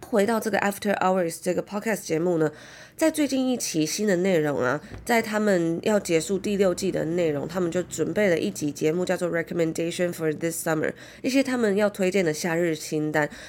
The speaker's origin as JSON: {"language": "Chinese", "country": "Taiwan", "tie": "born or raised there", "moved": "as an adult", "said": "小时候住在台湾 从小生活求学的那种感觉"}